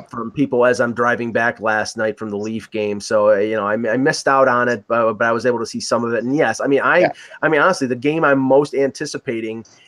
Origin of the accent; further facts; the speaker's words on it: United States; I'm American